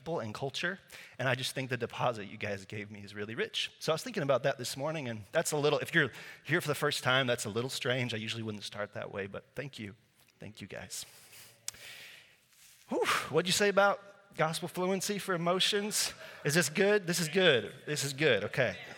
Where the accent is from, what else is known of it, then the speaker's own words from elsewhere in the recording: Slovakia; first language Slovak; English is a second language; moved away; I grew up in Eastern Europe in a little country called Slovakia, formerly Czechoslovakia